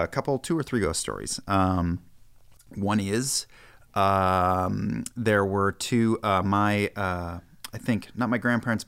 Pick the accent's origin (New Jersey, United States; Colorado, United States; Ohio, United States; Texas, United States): New Jersey, United States; Weehawken; the house that I grew up in Weehawken.